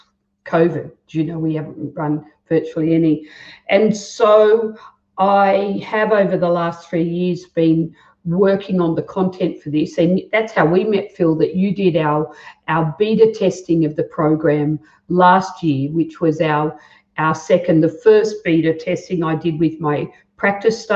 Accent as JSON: {"language": "English", "town": "Guildford", "region": "New South Wales", "country": "Australia", "tie": "born or raised there", "also_born_or_lived": "Merrylands", "said": "I grew up in Guildford. I went to high school in Merrylands"}